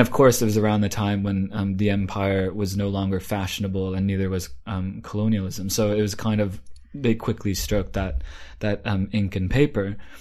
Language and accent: English; Vancouver, British Columbia, Canada; moved away; also born or lived in Shanghai / London; being a Canadian myself, born in Vancouver